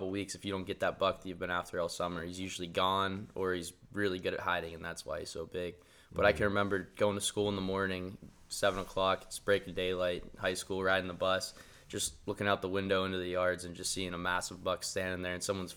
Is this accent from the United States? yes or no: yes; Pittsburgh, Pennsylvania, United States; moved away as an adult; I'm from Pittsburgh. That's how I grew up hunting.